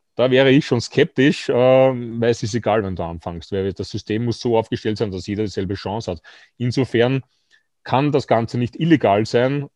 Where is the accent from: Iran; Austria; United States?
Austria; bei uns in Österreich